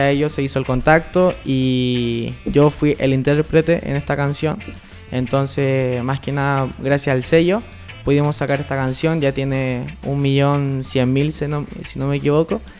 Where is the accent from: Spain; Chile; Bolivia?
Chile